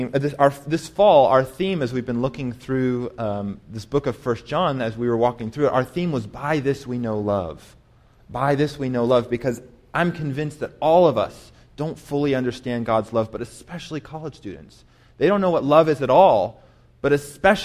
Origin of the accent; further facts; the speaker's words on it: Colorado Springs, Colorado, United States; moved away as an adult; also born or lived in New York City / St. Louis, Missouri; now in Las Cruces, United States; I grew up in Colorado Springs, Colorado